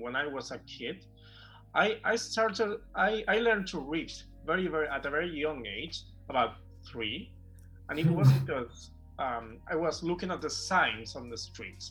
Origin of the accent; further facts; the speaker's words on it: Barcelona, Catalonia, Spain; also born or lived in Sant Boi de Llobregat; I was born and raised in Barcelona, and I actually live in Barcelona. Not not exactly in Barcelona. I live in a in a town near Barcelona